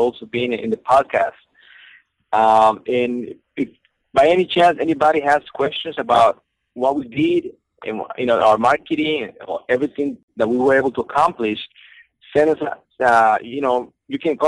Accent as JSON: {"language": "English", "country": "Costa Rica", "moved": "as an adult", "lives_now": "Houston, United States", "said": "I am from Costa Rica."}